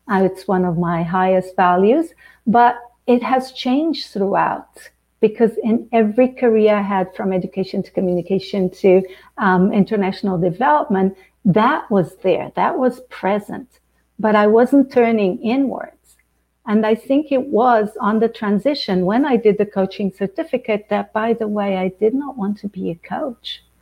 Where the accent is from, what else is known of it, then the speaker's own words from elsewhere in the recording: Angola; born there; So my father was from Portugal, uh, the colonizer. I was born in Angola.